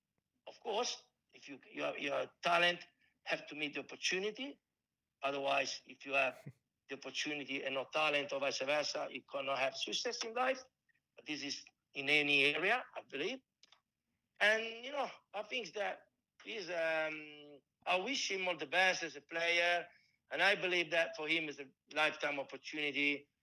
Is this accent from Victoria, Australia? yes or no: yes; Melbourne, Victoria, Australia; born there; I was born in Melbourne.